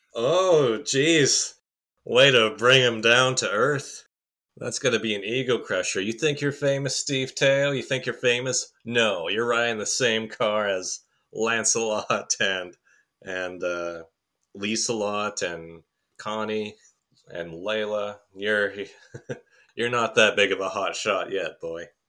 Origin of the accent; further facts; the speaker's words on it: Canada; I am a Canadian